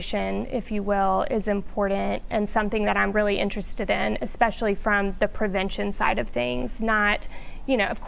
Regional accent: Shreveport, Louisiana, United States; I am from Shreveport, grew up here

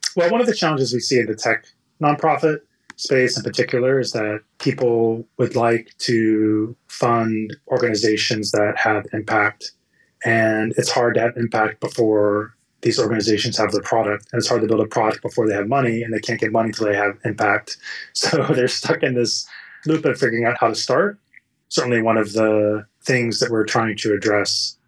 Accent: Texas, United States; born or raised there; moved away as an adult; also born or lived in California

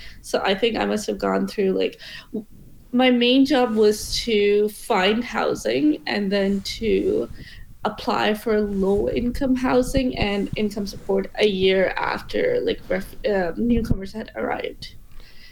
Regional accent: St. John's, Newfoundland and Labrador, Canada; moved away as an adult; also born or lived in Pakistan; now in Ottawa, Canada; I am from Newfoundland, from St. John's, which is where my parents and my brother still live. And then I'm born in Pakistan.

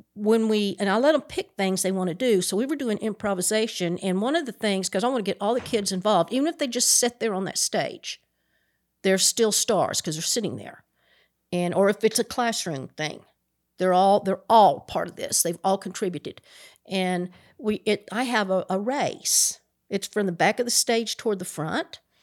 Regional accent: Appalachian Mountains, United States; I grew up in the Appalachian Mountains

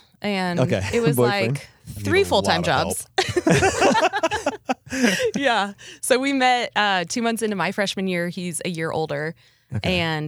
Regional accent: Nebraska, United States; moved away as an adult; also born or lived in Abilene, Texas; now in Texas, United States; growing up in Nebraska, Abilene seemed like a big town.

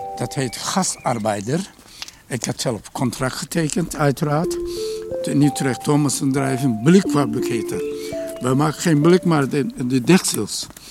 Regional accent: Konya, Turkey; Dutch is a second language; moved away as an adult; also born or lived in Utrecht; now in Netherlands; daar waar ik vandaan kwam, heet Konya

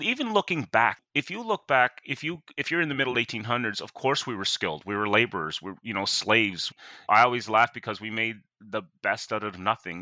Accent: Sydney, Nova Scotia, Canada; I was born and raised in Whitney Peer

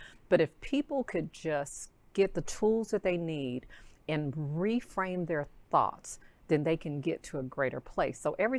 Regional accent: Arkansas, United States; moved away as an adult; now in Texas, United States; I'm from Arkansas, wanted to leave that small.

